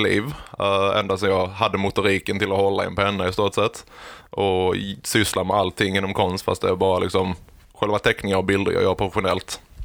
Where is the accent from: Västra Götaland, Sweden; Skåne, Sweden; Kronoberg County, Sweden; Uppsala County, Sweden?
Kronoberg County, Sweden; Växjö; då föddes jag i Växjö